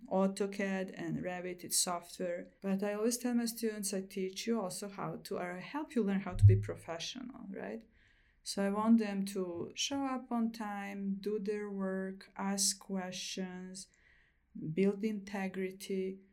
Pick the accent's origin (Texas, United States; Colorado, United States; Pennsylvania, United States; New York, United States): Colorado, United States; Fort Collins; My hometown is very biking oriented, so that was really great to see in Fort Collins.